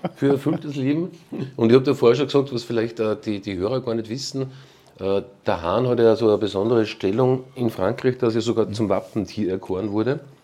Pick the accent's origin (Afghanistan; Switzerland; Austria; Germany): Austria; Braunau am Inn, Upper Austria; now in Salzburg, Austria; in Braunau am Inn, ähm, die, meine Heimatstadt